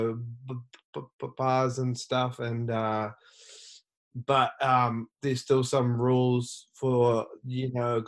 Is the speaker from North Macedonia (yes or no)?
no; New Zealand; now in Los Angeles, United States; I'm from New Zealand. I live in Los Angeles.